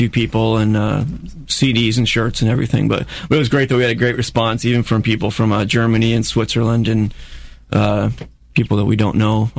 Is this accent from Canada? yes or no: yes; Niagara Falls, Ontario, Canada; We're from Niagara Falls.